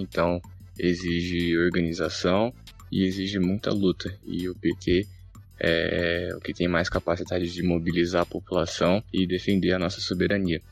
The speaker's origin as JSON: {"language": "Portuguese", "town": "Barueri", "region": "São Paulo", "country": "Brazil", "said": "sou de Barueri, região metropolitana de São Paulo"}